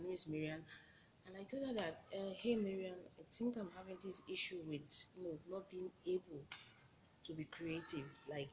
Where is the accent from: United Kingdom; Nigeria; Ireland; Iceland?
Nigeria; as a Nigerian graduate, I'm a Servicom member. So I had to leave my home, leave my mom, my siblings, and, you know, move to a new state